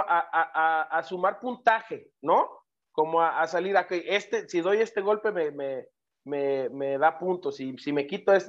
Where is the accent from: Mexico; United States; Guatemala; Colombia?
Mexico; somos los mexicanos